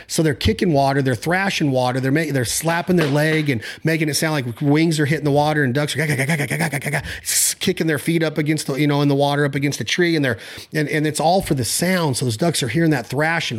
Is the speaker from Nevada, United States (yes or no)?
yes; Nevada, United States; out in Nevada